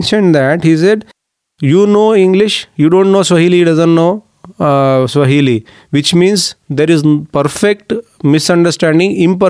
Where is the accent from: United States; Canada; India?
India; Mumbai, Maharashtra; I am from Bombay.